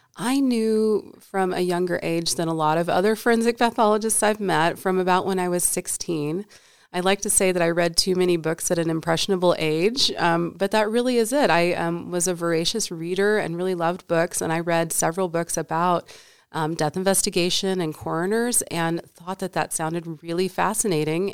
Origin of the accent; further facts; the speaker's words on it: Paducah, Kentucky, United States; moved away as an adult; also born or lived in East Coast; now in Nevada, United States; I was born and raised in Kentucky in a small town at the western edge of the state called Paducah